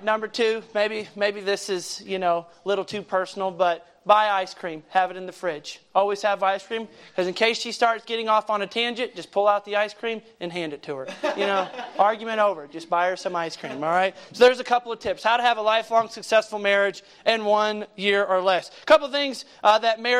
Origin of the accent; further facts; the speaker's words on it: Kentucky, United States; moved away; I grew up in Kentucky, and that's where I was born and raised for most of my growing up